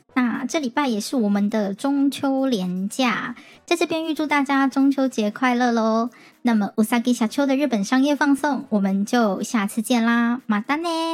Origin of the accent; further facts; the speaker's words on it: Taiwan; 我们台湾这边